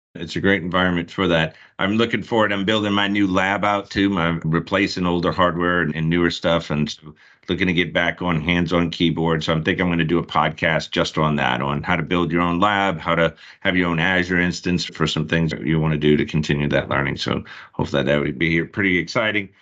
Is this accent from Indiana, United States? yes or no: no; Charlotte, North Carolina, United States; We're both from the Charlotte area